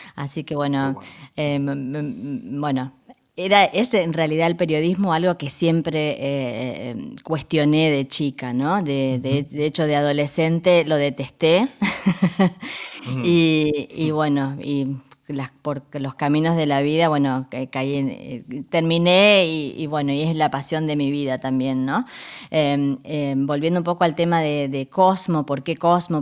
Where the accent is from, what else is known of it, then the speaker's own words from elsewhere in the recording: Resistencia, Chaco, Argentina; moved away as an adult; now in Berlin, Germany; yo vengo de una ciudad que se llama Resistencia.